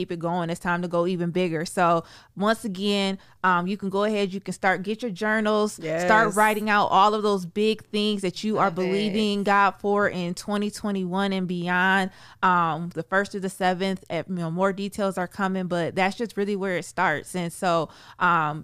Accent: Sandusky, Ohio, United States; moved away as an adult; now in Toledo, United States; born and raised in Sandusky, Ohio, moved to Toledo in 2007, and just have since been here

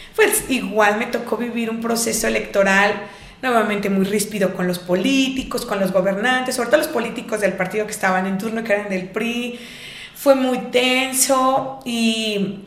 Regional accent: Mexico; moved away as an adult; also born or lived in Dublin, Ireland

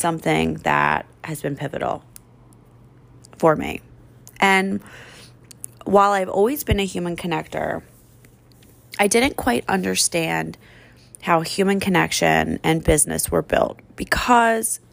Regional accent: Philadelphia, Pennsylvania, United States; accent: trashy; moved away as an adult; now in Phoenix, United States; I'm from Philadelphia. I grew up on the East Coast. If you can't tell by the hints of a trashy accent that come out

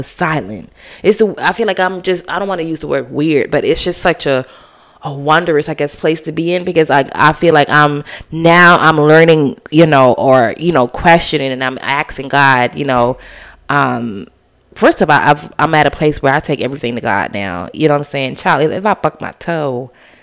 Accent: Bahamas; I'm from the Bahamas.

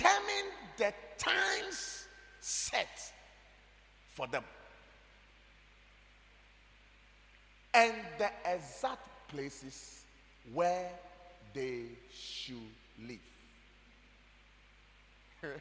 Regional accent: Ghana; I am proud to be a Ghanaian

